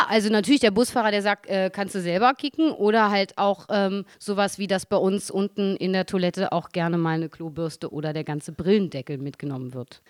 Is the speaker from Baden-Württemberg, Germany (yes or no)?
no; Berlin, Germany; als Berliner an und für sich kann man nicht hierher kommen, da ist man ja schon